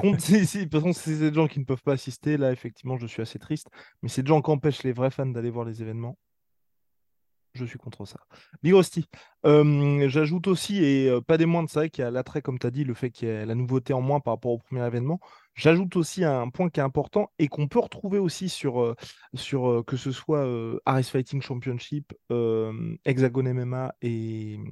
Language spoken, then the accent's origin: French; France; On est français